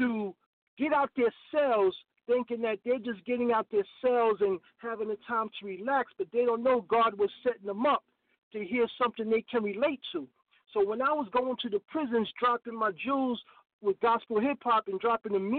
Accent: New York City, New York, United States; growing up in the South Bronx, where it was a battle growing up as a teenager and as a young man

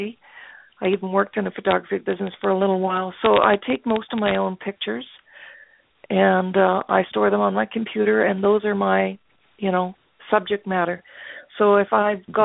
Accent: Winnipeg, Manitoba, Canada; I come from Canada, Winnipeg, Manitoba, to be exact.

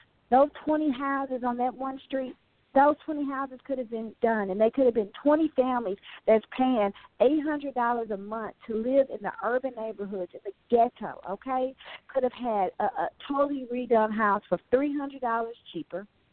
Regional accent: St. Louis, Missouri, United States; I was raised in St. Louis City

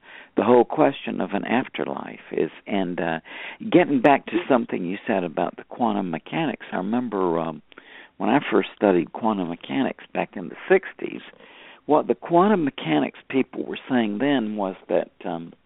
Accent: United States

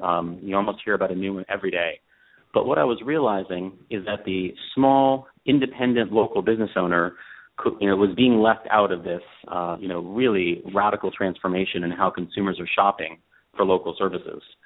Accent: Colorado, United States; moved away as an adult; also born or lived in Los Angeles; I grew up in Colorado, and uh, when I graduated from college, I came out to Los Angeles

